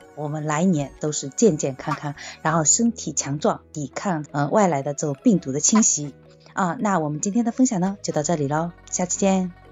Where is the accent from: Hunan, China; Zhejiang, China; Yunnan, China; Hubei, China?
Zhejiang, China; 我是浙江人